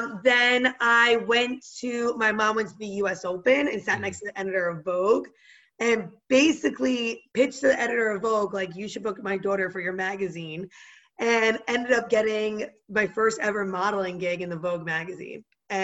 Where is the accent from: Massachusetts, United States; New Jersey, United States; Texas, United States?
New Jersey, United States; Cedar Grove; now in Jersey City, United States; So I grew up in Cedar Grove, New Jersey, but I reside in Jersey City, New Jersey right now. So it's like Jersey strong all the way through. Born, raised, everything about me is very Jersey.